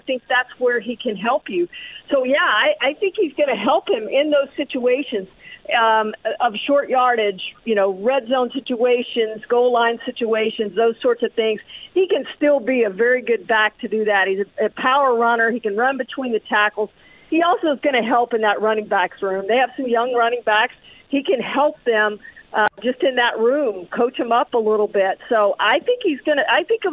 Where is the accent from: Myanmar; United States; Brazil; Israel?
United States; Houston, Texas; I grew up in the Houston area